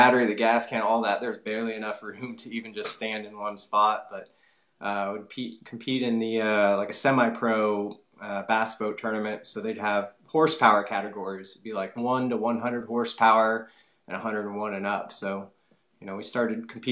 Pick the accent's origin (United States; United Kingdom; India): United States; Bay Area, California; now in Nashville, United States; We grew up in the Bay Area, so I was close to the bay, the ocean